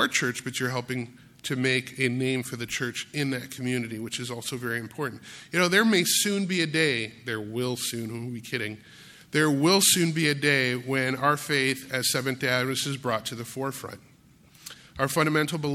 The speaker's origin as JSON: {"language": "English", "town": "Grand Rapids", "region": "Michigan", "country": "United States", "tie": "born or raised there", "said": "growing up in Grand Rapids, Michigan"}